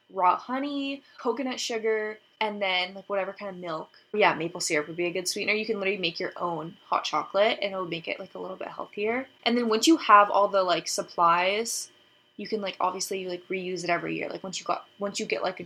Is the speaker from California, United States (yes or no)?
yes; San Diego, California, United States; San Diego, which is my hometown